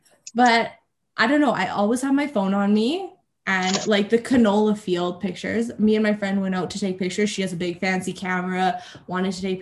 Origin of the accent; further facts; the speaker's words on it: Red Deer, Alberta, Canada; I was born and raised in Red Deer. Lived here my whole life.